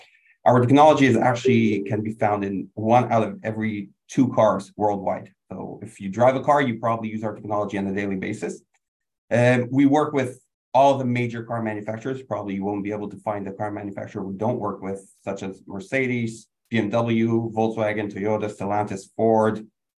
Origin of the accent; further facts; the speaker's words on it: Quebec, Canada; I'm also from Canada, although I'm from the worst part. We're the best part. We're the one that produces electricity in Quebec. … I'm based in Montreal.